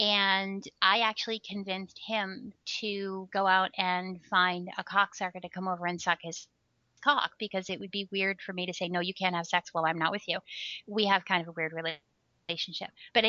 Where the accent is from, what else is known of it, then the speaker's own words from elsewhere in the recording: Texas, United States; I'm originally from Texas. And I travel around the country. I never know where I'm going to be.